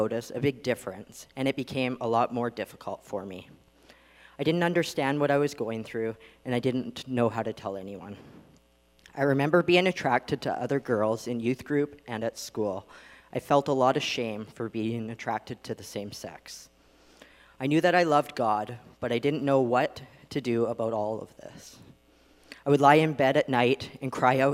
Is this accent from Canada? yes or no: yes; Vancouver Island, British Columbia, Canada; I grew up on Vancouver Island